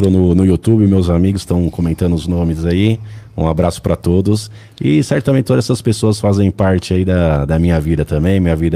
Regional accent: São Bernardo do Campo, São Paulo, Brazil; Nasci em São Bernardo, moro em São Bernardo, estudei em São

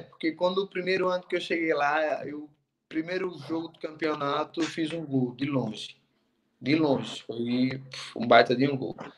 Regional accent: Lagarto, Sergipe, Brazil; moved away as an adult; Sou do lagarto. Sou do Sergipe. Lagarto, Sergipe Lagarto

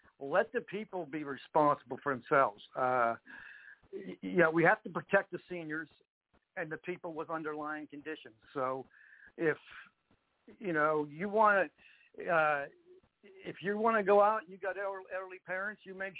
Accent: Youngstown, Ohio, United States; moved away as an adult; now in Pittsburgh, United States; I was born in Pittsburgh. I lived there until about I was 10 years old. And then my mother remarried, and I moved to Youngstown, Ohio. And then I came back to Pittsburgh after school

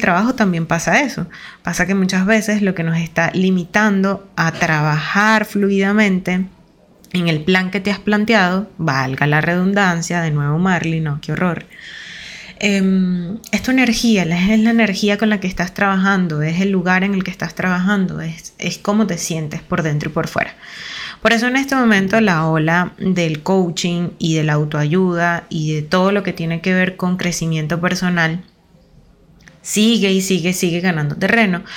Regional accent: Venezuela; Venezuela, que es de donde yo soy

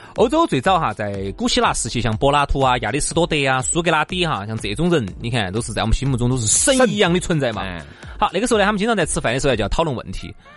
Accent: China; 我们中国人总体来讲是非常优秀的

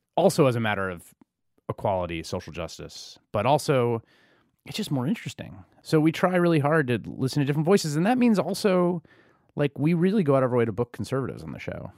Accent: New York City, New York, United States; I grew up in the Bronx in the eighties

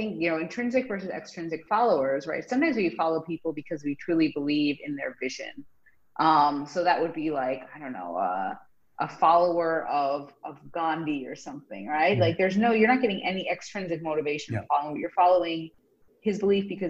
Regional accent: United States; as an American

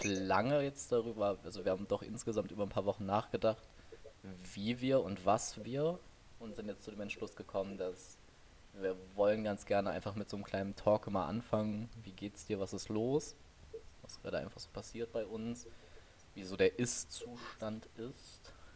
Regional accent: Oberbergisches Land, North Rhine-Westphalia, Germany; wir kommen hier so aus dem Oberbergischen. Wir sind beide mehr oder weniger auf dem Dorf groß geworden.

